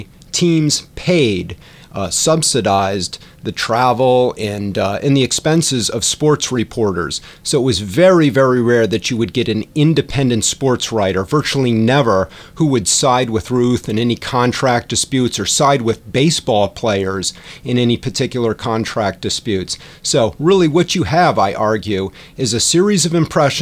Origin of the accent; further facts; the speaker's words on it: Storrs, Connecticut, United States; Grew up in New England, actually, in eastern Connecticut, Storrs, Connecticut